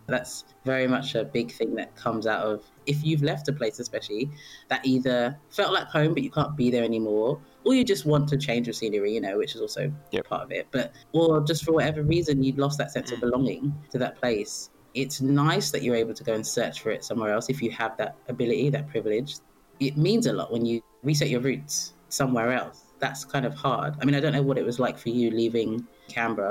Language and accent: English; London, United Kingdom; moved away as an adult; also born or lived in Melbourne, Australia; As you may or may not be able to tell from my accent, I'm a Londoner. Spent most of my life here in London